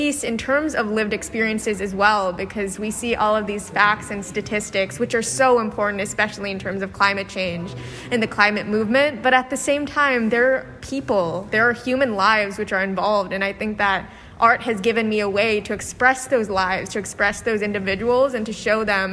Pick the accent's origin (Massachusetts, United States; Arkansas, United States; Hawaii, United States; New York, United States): New York, United States; New York City; I'm from New York City